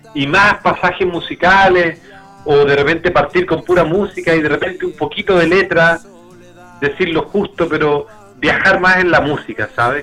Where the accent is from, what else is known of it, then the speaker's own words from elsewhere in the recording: Santiago, Santiago Metropolitan Region, Chile; now in Temuco, Chile; yo era de Santiago